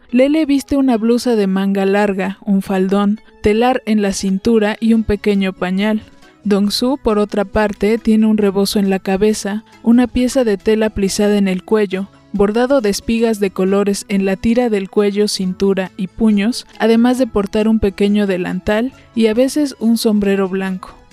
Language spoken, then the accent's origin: Spanish; Mexico